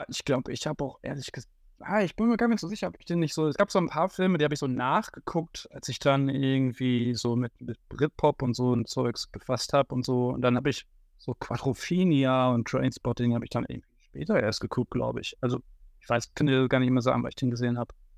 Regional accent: Haltern am See, North Rhine-Westphalia, Germany; in meinem Heimatdorf Altern am See und damals noch Altern

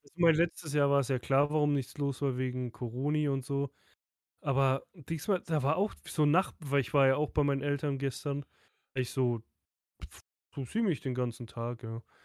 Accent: Southern Germany, Germany; Bei uns im Süden

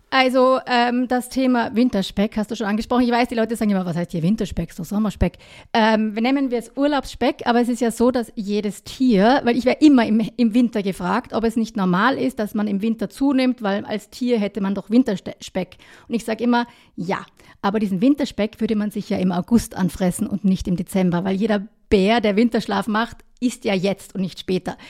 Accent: Kitzbühel, Tyrol, Austria; now in Vienna, Austria; Beide ursprünglich aus dem Unterland

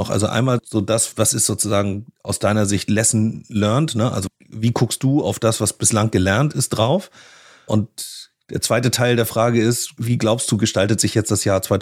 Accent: Northern Germany, Germany; Ich hatte es gesagt, ich komme aus dem Norden, ich würde mich auf Lübeck freuen.

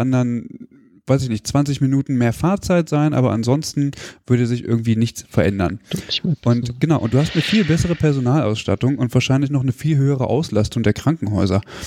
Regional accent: Hanover, Lower Saxony, Germany; moved away; ich komme ursprünglich aus Hannover

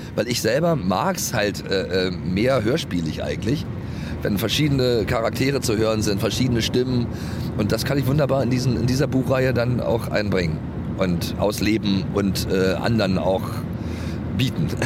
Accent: East Germany, Germany; ich komme ja aus dem Osten

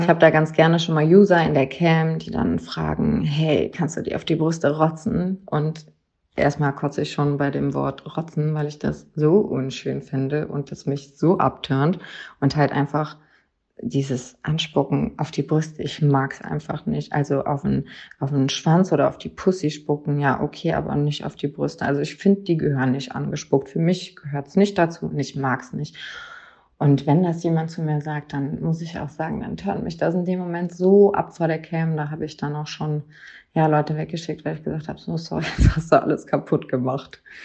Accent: near Cologne, North Rhine-Westphalia, Germany; bin aus der Nähe von Köln

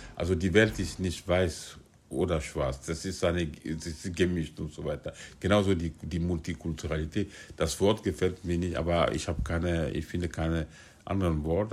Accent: Guinea; moved away as an adult; also born or lived in France; now in Berlin, Germany; Ich bin in Guinea geboren und aufgewachsen habe ich äh, meine, ich habe die Schule in Guinea besucht

